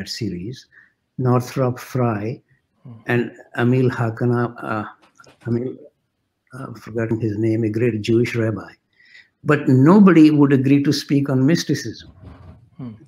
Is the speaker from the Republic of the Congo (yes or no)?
no; India; moved away as an adult; now in Canada; I was coming from India.